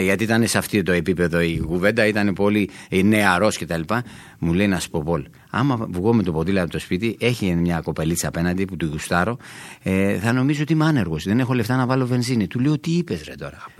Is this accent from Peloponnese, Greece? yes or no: yes; Sparta, Peloponnese, Greece; όταν πηγαίνουμε για τη Σπάρτη, για το χωριό μου